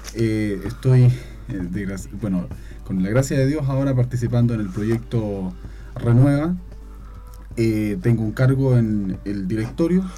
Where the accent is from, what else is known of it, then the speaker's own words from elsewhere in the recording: Chillán, Ñuble, Chile; moved away as an adult; now in Concepción, Chile; Yo no soy de acá de Concepción, yo no soy penquista, yo soy de Chillán